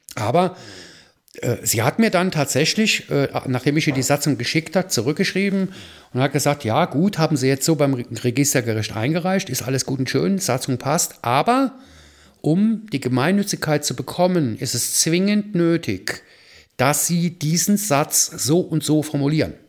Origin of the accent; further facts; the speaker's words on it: Rhineland, Germany; now in Fürth, Germany; als Rheinländer